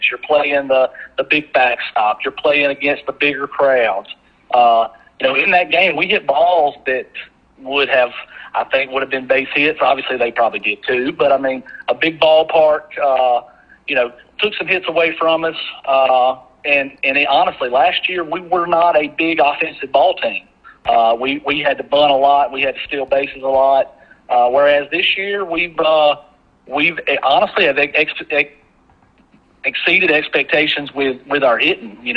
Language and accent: English; Taylorsville, Mississippi, United States; You know, I'm from Taylorsville